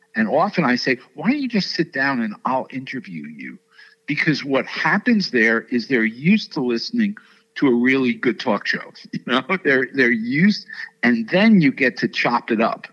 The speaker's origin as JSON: {"language": "English", "town": "New York City", "region": "New York", "country": "United States", "tie": "born or raised there", "said": "I grew up in New York City. I went to Stuyvesant High School"}